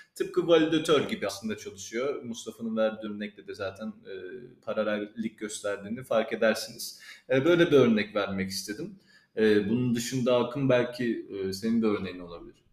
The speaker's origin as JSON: {"language": "Turkish", "town": "İpsala", "region": "Edirne", "country": "Turkey", "said": "ben biliyorsunuz İpsal alayım, Edirne'liyim."}